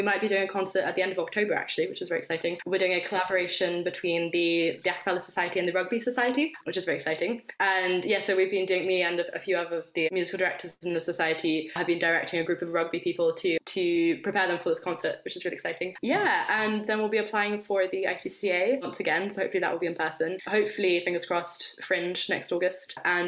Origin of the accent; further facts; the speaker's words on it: France; moved away; I'm from France